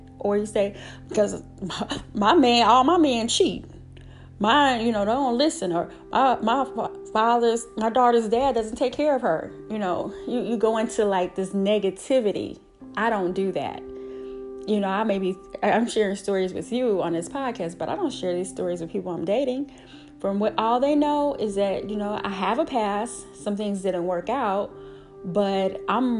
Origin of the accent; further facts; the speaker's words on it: Illinois, United States; moved away as an adult; now in Atlanta, United States; I'm raised as a Midwest girl. I am from Illinois